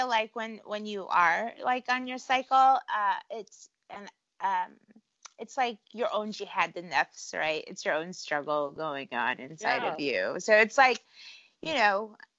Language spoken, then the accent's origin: English; Cleveland, Ohio, United States; born there; The funny thing is I was born in Cleveland, right?